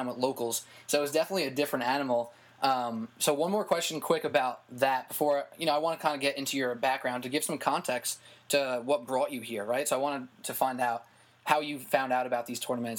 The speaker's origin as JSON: {"language": "English", "region": "New York", "country": "United States", "said": "I'm also from New York"}